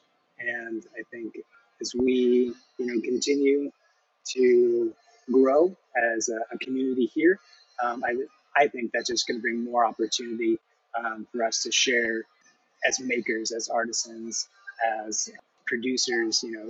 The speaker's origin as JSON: {"language": "English", "town": "Escondido", "region": "California", "country": "United States", "tie": "born or raised there", "moved": "yes", "lives_now": "Coeur d'Alene, United States", "said": "I was born in Escondido"}